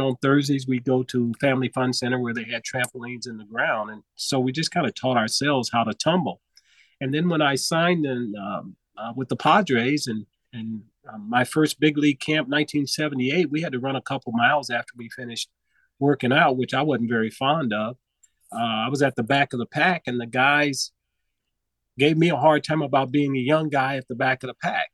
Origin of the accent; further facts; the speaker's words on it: Los Angeles, California, United States; I grew up in South Central Los Angeles